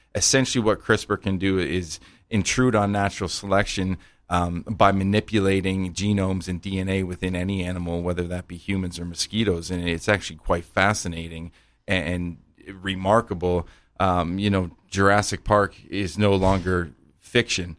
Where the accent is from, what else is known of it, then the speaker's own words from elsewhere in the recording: Canada; I'm a small town Canadian boy